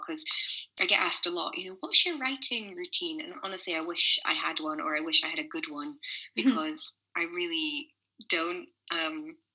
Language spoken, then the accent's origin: English; Scotland, United Kingdom; being a Scottish girl